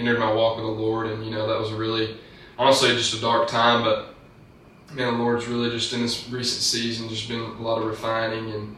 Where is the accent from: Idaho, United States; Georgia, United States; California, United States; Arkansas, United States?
Arkansas, United States; Jonesboro; now in Walnut Ridge, United States; I'm originally from Jonesboro, Arkansas, which is pretty close to here, Walnut Ridge.